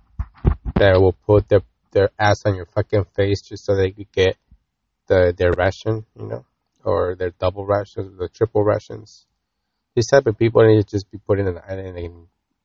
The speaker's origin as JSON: {"language": "English", "country": "United States", "tie": "born or raised there", "said": "growing up in America"}